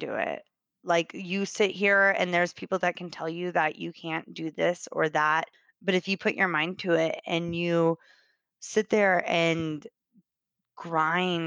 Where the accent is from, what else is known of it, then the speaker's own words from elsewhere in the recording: Kansas, United States; moved away as an adult; now in Austin, United States; So I grew up in Kansas. I lived there for 26 years. I moved here in Austin 4 years ago